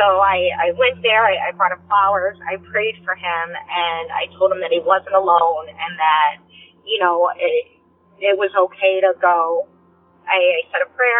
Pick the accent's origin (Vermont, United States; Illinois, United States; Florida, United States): Illinois, United States; Northern; I'm from Northern Illinois